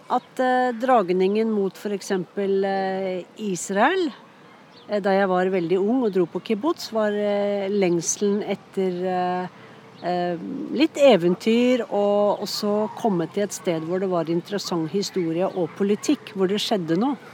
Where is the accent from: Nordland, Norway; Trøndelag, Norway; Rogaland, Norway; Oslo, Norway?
Oslo, Norway; born there; also born or lived in Bærum / Sweden / Scotland / United States; Jeg er mye fra Østlandet. da. Jeg er født i Oslo, men så har jeg bodd mye i Bærum.